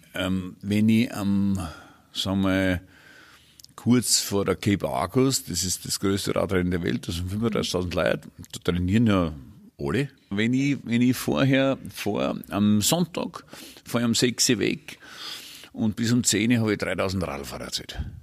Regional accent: Burgenland, Austria; bei uns im Burgenland

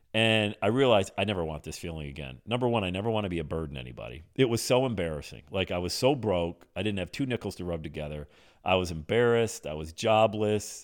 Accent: Bradford, Pennsylvania, United States; moved away as an adult; also born or lived in West Palm Beach, Florida; I'm in Bradford, P A, my hometown

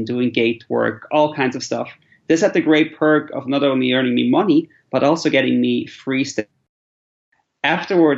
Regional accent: Switzerland; moved away as an adult; also born or lived in Central Asia; I'm originally from Switzerland

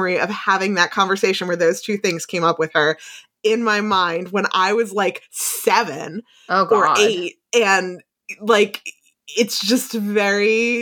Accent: New Jersey, United States; growing up in New Jersey

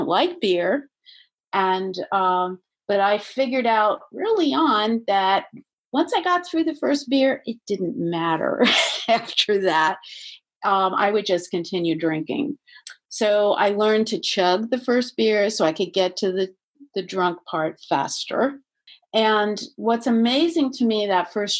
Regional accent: Maryland, United States; I'm from Maryland

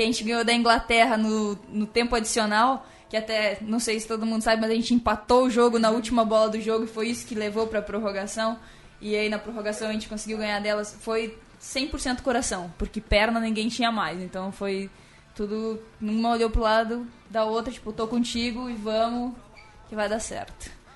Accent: Pinhalzinho, Santa Catarina, Brazil; moved away; also born or lived in São Paulo; eu vim do interior de Santa Catarina

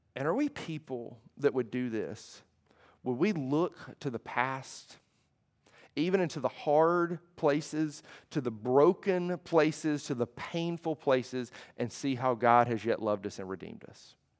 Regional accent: United States; being an American

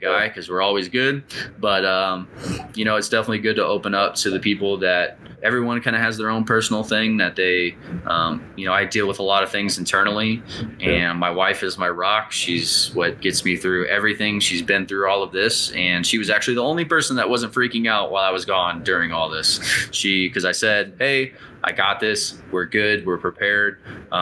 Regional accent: United States; as an American, that's what I was raised on

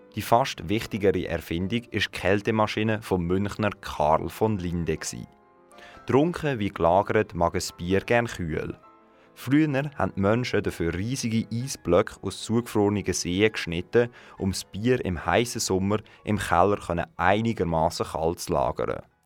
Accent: Aarau, Aargau, Switzerland; bei uns in Aarau

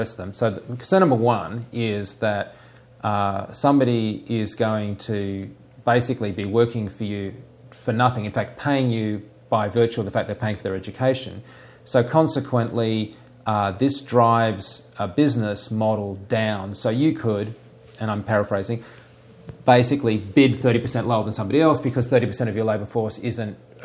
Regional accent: Australia; accent: Australian; I'm an Australian

